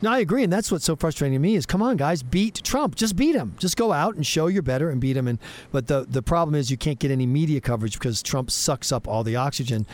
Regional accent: South Carolina, United States; my home state of South Carolina

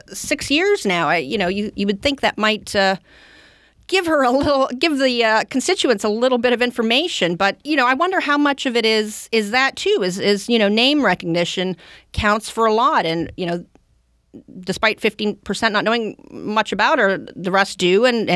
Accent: Canada; I'm originally from Canada, and growing up, you know, my dad, his favorite president was Richard Nixon, but his favorite prime minister was Pierre Trudeau.

